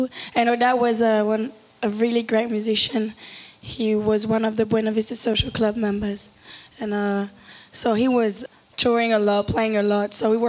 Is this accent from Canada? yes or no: no; Paris, Île-de-France, France; We grew up mostly in Paris, but we were going to Cuba all the time. We still go. So it's like home.